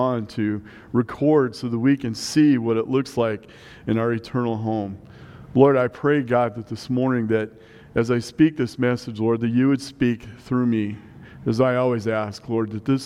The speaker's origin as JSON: {"language": "English", "region": "Nebraska", "country": "United States", "tie": "born or raised there", "moved": "yes", "lives_now": "Colorado, United States", "said": "growing up in Nebraska"}